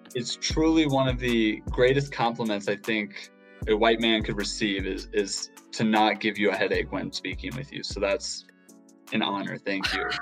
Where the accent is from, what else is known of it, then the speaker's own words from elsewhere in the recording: Seattle, Washington, United States; I'm from Seattle, Washington, grew up uh, running track and cross country